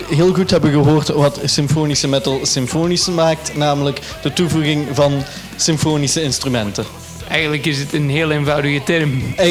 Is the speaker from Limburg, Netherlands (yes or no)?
yes; Limburg, Netherlands; En dat is eh, waar ik ben opgegroeid in het mooie Limburg.